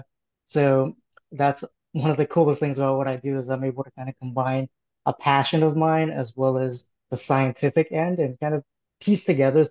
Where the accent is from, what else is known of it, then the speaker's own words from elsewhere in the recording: Oakland, California, United States; I grew up in Oakland, California